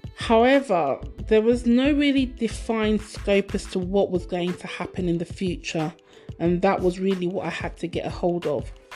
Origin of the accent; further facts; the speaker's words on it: United Kingdom; British born by Nigerian parents, lived and brought up within the UK.